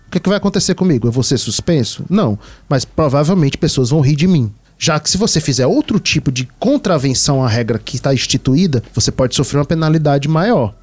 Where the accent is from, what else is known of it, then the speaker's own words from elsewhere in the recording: Northeast Brazil, Brazil; nós três somos nordestinos